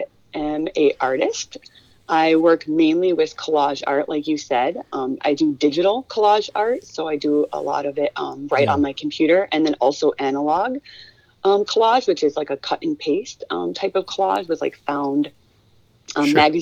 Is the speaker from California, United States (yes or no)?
no; northern Minnesota, United States; moved away as an adult; also born or lived in Hawaii / Arizona; I grew up north in Minnesota